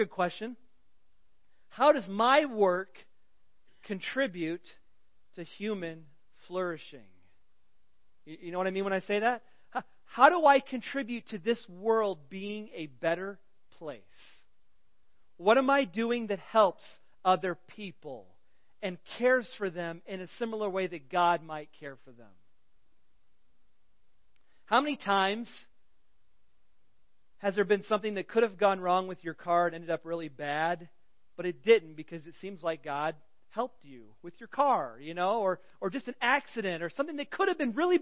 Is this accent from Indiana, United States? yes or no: no; Central Illinois, United States; moved away; I come from Central Illinois, caterpillar country